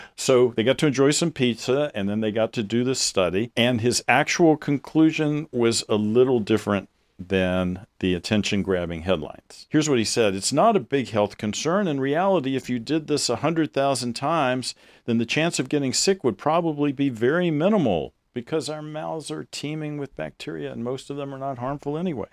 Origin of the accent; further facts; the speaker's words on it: the South, United States; I grew up in the South